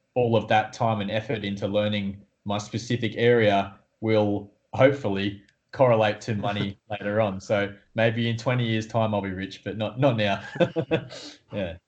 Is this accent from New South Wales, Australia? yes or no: yes; Newcastle, New South Wales, Australia; I'm from Newcastle in Australia